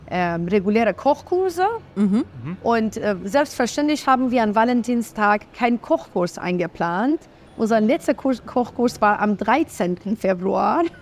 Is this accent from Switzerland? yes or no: no; Iran; also born or lived in Berlin, Germany; wir sind Zwillingsschwestern und wir sind äh, beide in Berlin geboren. Als wir fünf und eineinhalb Jahre waren, sind wir wieder in den Iran zurückgekehrt. Ähm, wir sind aber äh, Perserinnen beide.